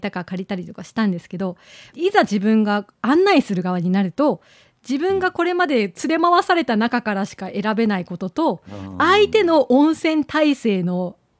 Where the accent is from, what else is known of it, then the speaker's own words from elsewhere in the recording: Kagoshima, Japan; moved away as an adult; also born or lived in Amami / Kitakyushu (Kokura), Fukuoka; 鹿児島生まれですので、